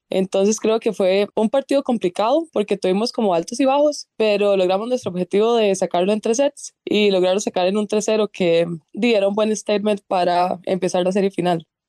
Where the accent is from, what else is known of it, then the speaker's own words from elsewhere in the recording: Grecia, Alajuela, Costa Rica; yo soy de Grecia